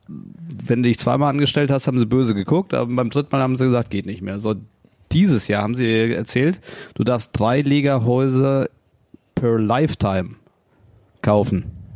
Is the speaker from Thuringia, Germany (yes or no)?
no; Cologne, North Rhine-Westphalia, Germany; als Kölner